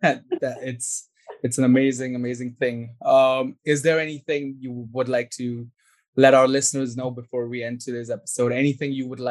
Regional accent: India; I'm from India

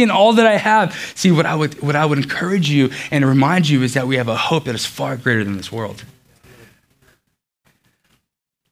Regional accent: Los Angeles, California, United States; also born or lived in Beaufort, North Carolina; now in Cary, United States; I grew up in Los Angeles

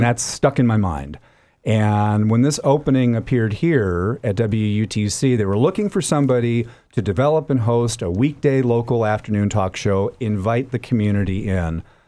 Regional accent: United States; also born or lived in Minnesota; because of my dad's work, I grew up between Philadelphia and Atlantic City on the East Coast

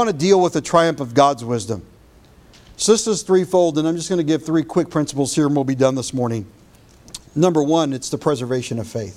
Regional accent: United States; as an American

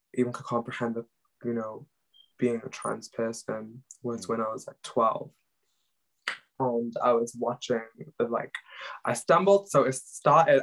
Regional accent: Pakistan; English is a second language; now in Cardiff, United Kingdom; I am Pakistani

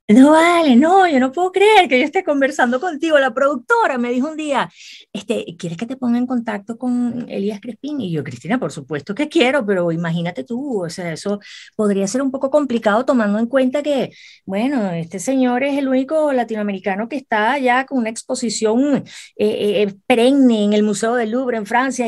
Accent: Venezuela; para mí como venezolana, me siento tan orgullosa

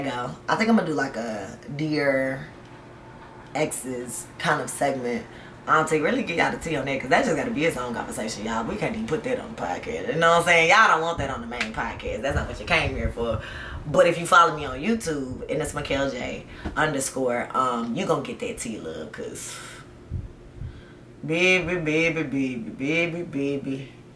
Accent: the South, United States; also born or lived in Georgia / Tennessee; I grew up in the South, okay? South. Georgia and Tennessee

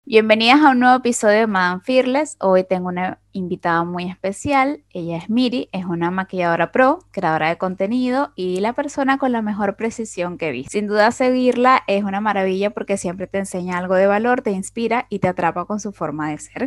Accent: Ciudad Bolívar, Bolívar, Venezuela; yo soy de Ciudad Bolívar, estamos cerquita

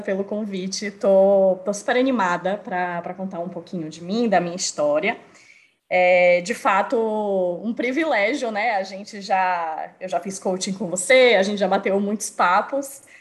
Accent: Salvador, Bahia, Brazil; moved away as an adult; now in São Paulo, Brazil; Sou brasileira, moro em São Paulo, apesar de ser baiana de Salvador, mas moro em São Paulo há quase sete anos já

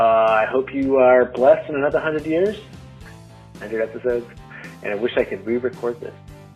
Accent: United States; now in Germany; I am from America, but I'm calling all the way from Germany.

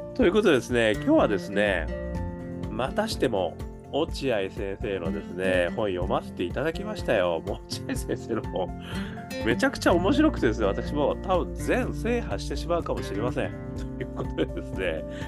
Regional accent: Hokkaido, Japan; 我がふるさとの北海道

